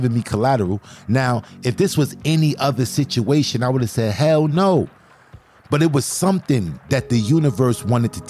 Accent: New York City, New York, United States; I'm from Brooklyn

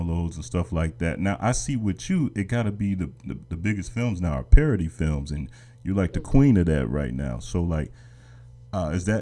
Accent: Chicago, Illinois, United States; I'm from Chicago

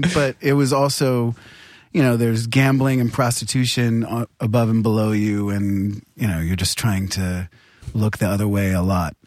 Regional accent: New Hampshire, United States; I'm from New Hampshire, which isn't that violent

